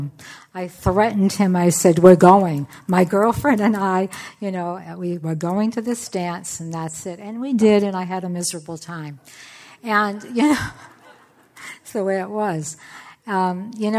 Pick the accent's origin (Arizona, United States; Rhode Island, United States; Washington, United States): Rhode Island, United States; Portsmouth; moved away as an adult; also born or lived in California; I'm from Portsmouth, Rhode Island, that's where I grew up